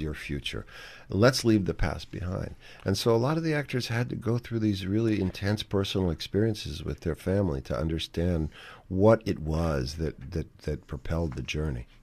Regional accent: New York City, New York, United States; when I was growing up in New York City.

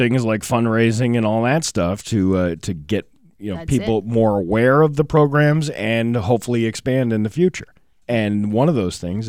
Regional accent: Florence, Massachusetts, United States; Listen, I'm from Florence, Mass. I come from a different time, my friend.

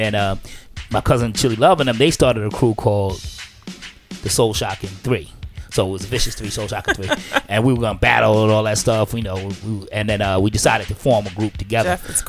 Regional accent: New York City, New York, United States; born or raised there

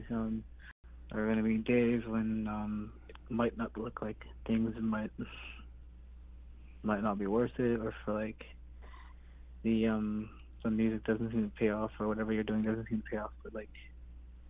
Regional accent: Garden Hill First Nation, Manitoba, Canada; my struggle growing up in Garden Hill First Nation, growing up as a kid

